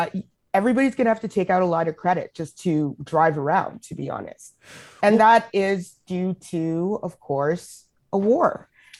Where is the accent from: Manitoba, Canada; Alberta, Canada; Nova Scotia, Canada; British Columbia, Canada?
Alberta, Canada; Edmonton; moved away as an adult; also born or lived in Calgary; now in Ottawa, Canada; I grew up in Edmonton